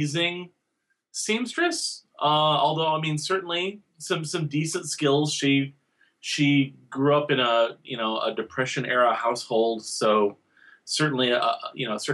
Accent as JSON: {"language": "English", "town": "Owatonna", "region": "Minnesota", "country": "United States", "tie": "born or raised there", "said": "I was growing up in Owatonna, Minnesota"}